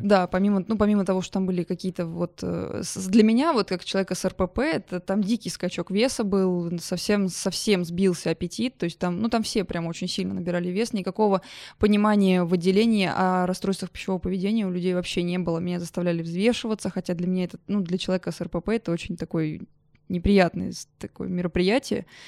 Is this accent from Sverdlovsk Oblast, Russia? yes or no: no; Oryol, Oryol Oblast, Russia; moved away; also born or lived in Yamal; я в своем в Орле, в родном городе